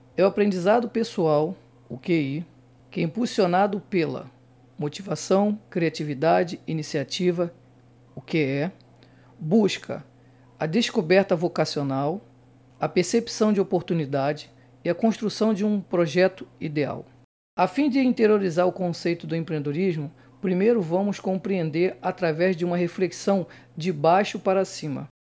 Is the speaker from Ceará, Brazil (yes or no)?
no; Rio de Janeiro, Brazil; eu sou de Bangu, Realengo